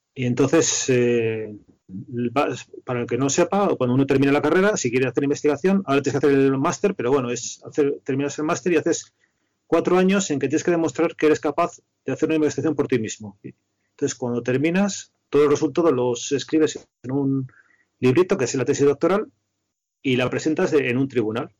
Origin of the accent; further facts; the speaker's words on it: a village in Toledo, Castilla-La Mancha, Spain; moved away as an adult; also born or lived in Madrid; me había criado, en un pueblo de Toledo